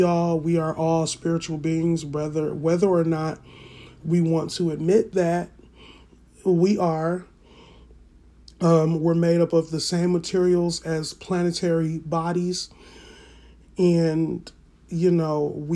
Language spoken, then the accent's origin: English; United States; I'm black, but I am African American